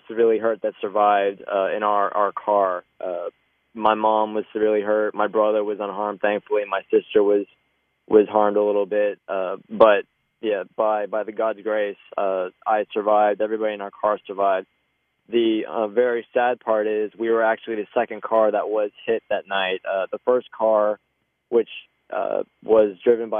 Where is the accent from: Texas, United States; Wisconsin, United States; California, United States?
Texas, United States; Dallas; I'm Texas born, grew up and born and raised in Dallas, Texas